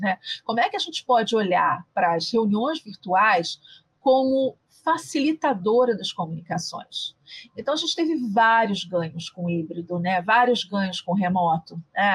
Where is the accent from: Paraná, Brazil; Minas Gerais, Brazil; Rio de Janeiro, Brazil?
Rio de Janeiro, Brazil; eu sou carioca